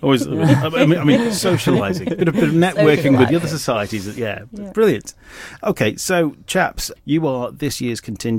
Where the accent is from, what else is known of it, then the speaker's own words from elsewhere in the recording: Isle of Man; People growing up in the Isle of Man, they're used to this theatre all the time and they don't realise how lucky we are to have something as amazing as this.